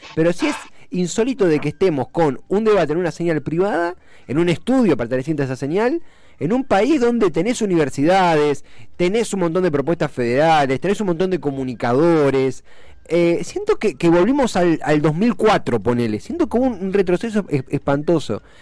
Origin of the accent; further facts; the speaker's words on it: Buenos Aires Province, Argentina; somos bonaerenses